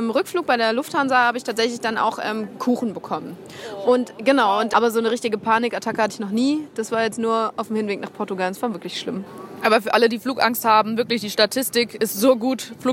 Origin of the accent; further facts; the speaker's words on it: Gießen, Hesse, Germany; moved away as an adult; now in Aachen, Germany; Gießen, meinem Heimatort, also aus der Ecke, wo ich herkomme.